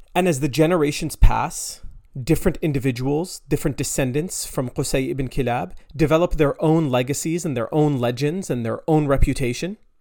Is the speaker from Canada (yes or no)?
yes; Canada; I'm Canadian. I live in Canada.